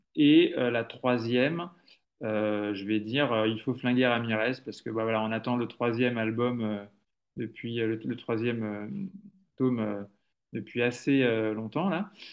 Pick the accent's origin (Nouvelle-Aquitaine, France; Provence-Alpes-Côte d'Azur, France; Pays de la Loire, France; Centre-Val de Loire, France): Pays de la Loire, France; Le Mans; Moi je suis du Mans, je suis né au Mans